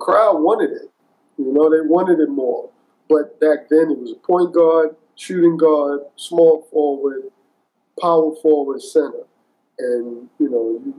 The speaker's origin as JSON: {"language": "English", "town": "New York City", "region": "New York", "country": "United States", "said": "I'm from New York. I'm from the playgrounds."}